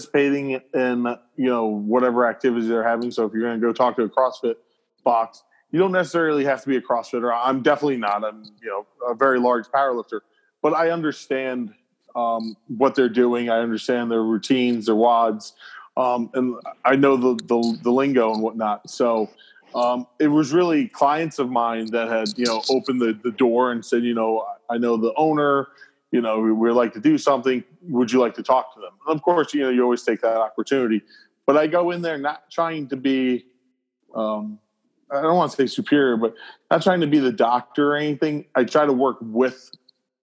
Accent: New York, United States; also born or lived in Atlanta; I practice where I grew up in New York

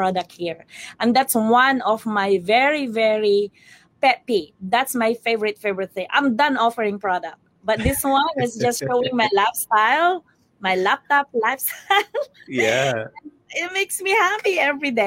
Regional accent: Philippines; now in Kentucky, United States; I'm from the Philippines

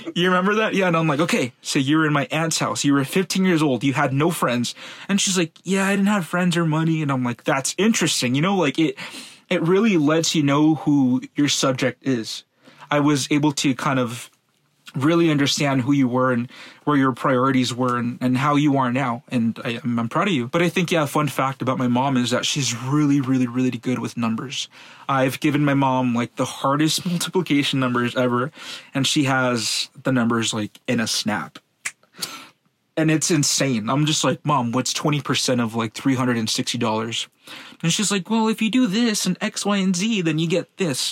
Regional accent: Los Angeles, California, United States; also born or lived in Venice, Los Angeles; I grew up in Van Nuys for 11 years

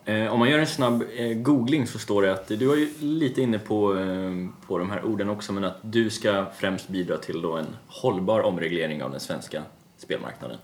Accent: Gotland, Sweden; jag är själv uppväxt på Gotland delvis

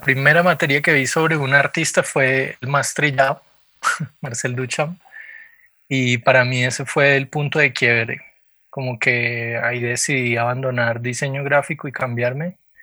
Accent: Popayán, Cauca, Colombia; moved away as an adult; also born or lived in Cali; yo nací en Cali, pero casi que me crié en Popayán. Hice todo primaria y bachillerato

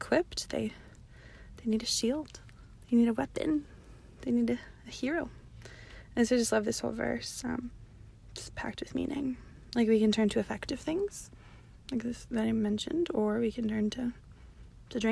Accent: Downey, California, United States; I'm from Downey

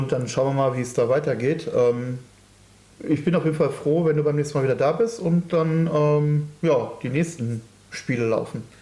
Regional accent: Cologne, North Rhine-Westphalia, Germany; Ich komme aus Köln, ja.

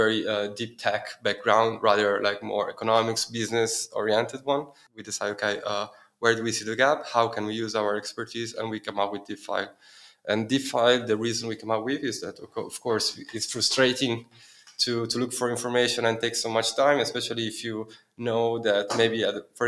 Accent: Milan, Lombardy, Italy; moved away as an adult; also born or lived in Dublin, Ireland; now in Berlin, Germany; I'm from Milan, I'm from Italy, where I study economics and business law

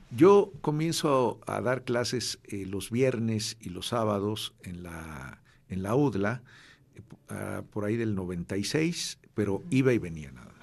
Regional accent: Mexico City, Mexico; yo crecí en un barrio en la Ciudad de México

